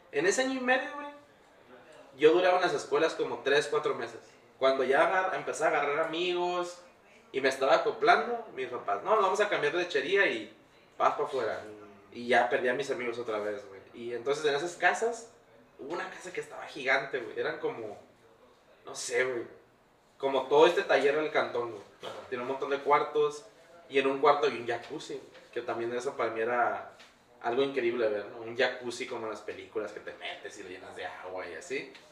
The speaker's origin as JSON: {"language": "Spanish", "region": "Sinaloa", "country": "Mexico", "tie": "born or raised there", "said": "Eh, yo cuando crecí en Sinaloa, es un rancho donde la cura era ir al río, bañarte en el río, andar pescando, agarrando culebras, andar descalzo en la calle."}